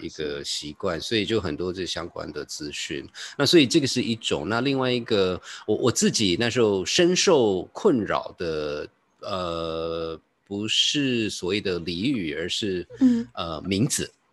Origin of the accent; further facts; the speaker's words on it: Taiwan; moved away; also born or lived in United States; 因为我印象很深刻是我回台湾的时候就有人说立马